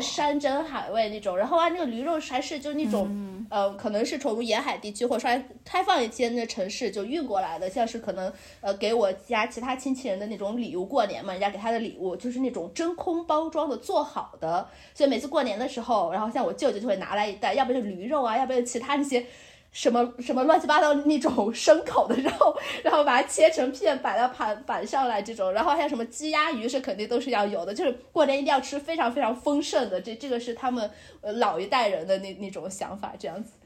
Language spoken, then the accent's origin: Chinese; northern China, China; moved away; 作为一个北方人